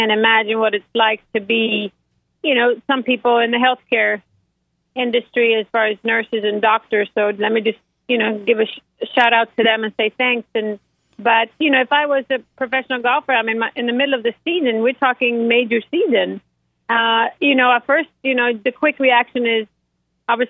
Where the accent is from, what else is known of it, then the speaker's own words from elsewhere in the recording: Sweden; moved away; growing up in Sweden